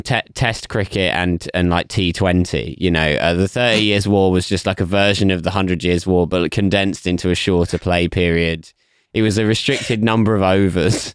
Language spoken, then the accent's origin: English; England, United Kingdom; as an English person specifically, even more so than just a British person